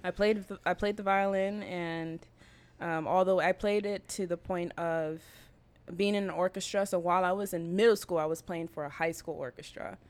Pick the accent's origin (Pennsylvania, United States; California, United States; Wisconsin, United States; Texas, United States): California, United States; Berkeley; moved away as an adult; also born or lived in Oakland / San Diego; now in Venice, Los Angeles, United States; I grew up in Berkeley